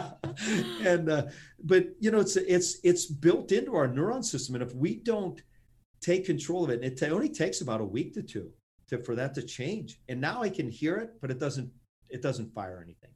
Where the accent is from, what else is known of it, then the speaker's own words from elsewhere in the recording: Pittsburgh, Pennsylvania, United States; Pittsburgh, my hometown, and right where I'm